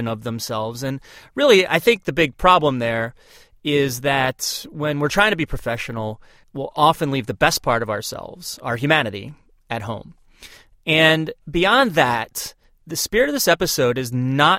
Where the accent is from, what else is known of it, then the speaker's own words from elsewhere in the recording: Turnersville, New Jersey, United States; we grew up on Richmond Drive in Turnersville, New Jersey